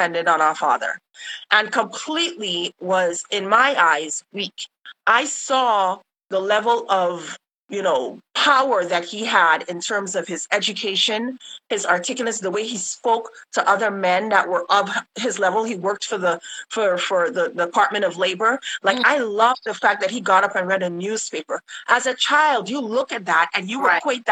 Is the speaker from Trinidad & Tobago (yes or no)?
yes; Laventille, Trinidad & Tobago; I am from Laventil.